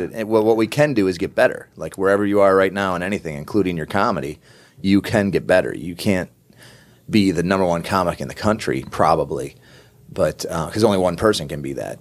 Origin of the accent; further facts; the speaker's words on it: upstate New York, United States; I grew up in New York, right, upstate New York